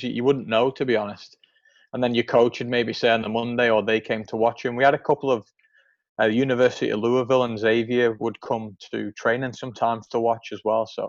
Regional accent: Isle of Man; born or raised there; moved away as an adult; also born or lived in Kansas City, United States; now in Nashville, United States

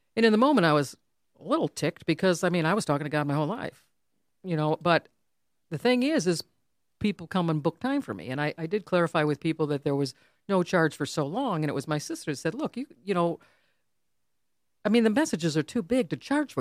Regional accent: Farmington Hills, Michigan, United States; that we grew up in the same town.

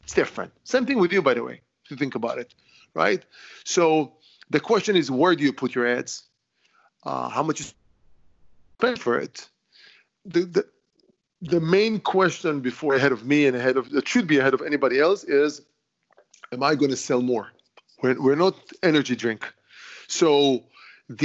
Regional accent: Israel; born there; English is a second language; I was born in Israel, and I'm saying, you know, I'm 55 years old with 50 years experience in stone

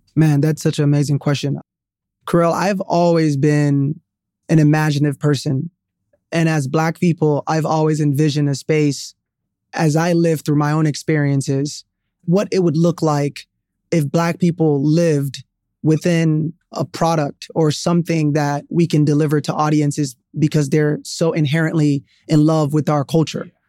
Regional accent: Sierra Leone; moved away; also born or lived in Atlanta, United States; I was born in Sierra Leone, West Africa.

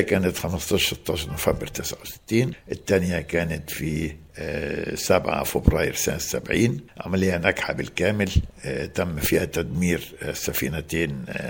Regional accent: Tanta, Gharbia, Egypt; now in Alexandria, Egypt; انا يعني مولود في طنطا يعني خدت ابتدائي في طنطا

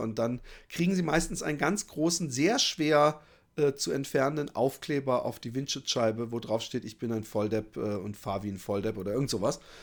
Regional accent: Germany; accent: German; moved away as an adult; now in Netherlands; habe ich einen, auf jeden Fall einen deutschen Akzent

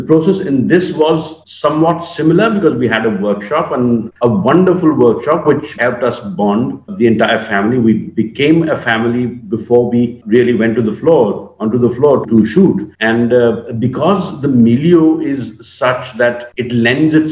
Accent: Eastern Uttar Pradesh, India; I come from Eastern UP

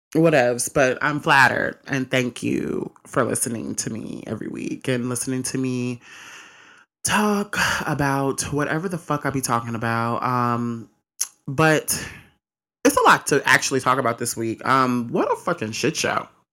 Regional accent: Mississippi, United States; I'm from Mississippi

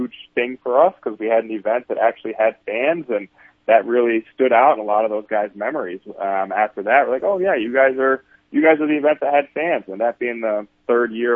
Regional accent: Jackson, Michigan, United States; also born or lived in Texas; now in Sioux Falls, United States; grew up in Michigan, in Jackson, Michigan.

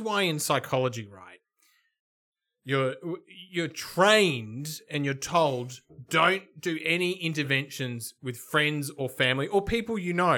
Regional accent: Melbourne, Victoria, Australia; I'm from Melbourne

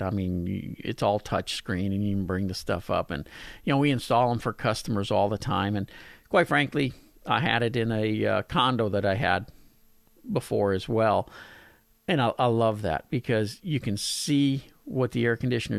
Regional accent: Pasadena, United States; my hometown of Pasadena

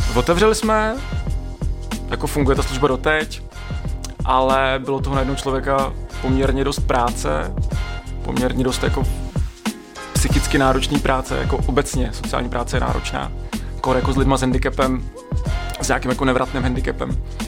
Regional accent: Roudnice nad Labem, Ústí nad Labem Region, Czechia; also born or lived in Budyně nad Ohří / Prague; Já jsem se narodil v Roudnici, takže žádná naplava

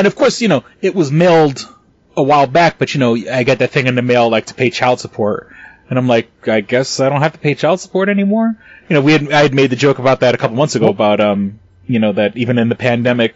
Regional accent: New York City, New York, United States; I come from New York City and I used to work in retail

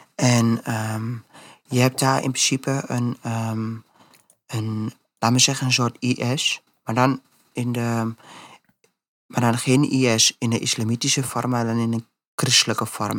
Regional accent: Netherlands; wij zijn als Nederlanders

